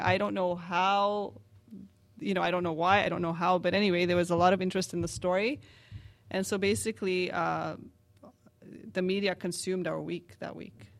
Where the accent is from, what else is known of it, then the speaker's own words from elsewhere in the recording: Canada; as a Canadian